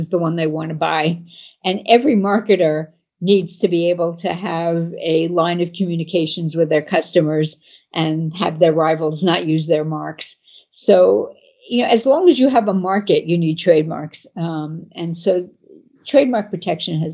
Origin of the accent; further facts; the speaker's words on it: United States; I'm an American and I live in the United States